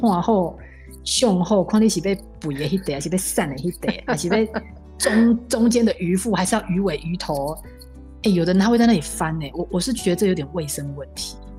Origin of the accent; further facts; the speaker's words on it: Taiwan; 我们台湾人吃饭一定要筷子嘛